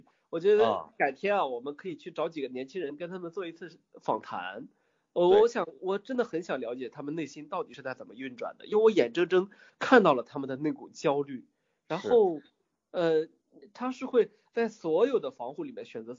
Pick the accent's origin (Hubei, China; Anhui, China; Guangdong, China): Hubei, China; Wuhan; also born or lived in Beijing; 你看我在北京生活了十年，对吗？但是我不觉得我是在北京长大的，我觉得我是在武汉长大的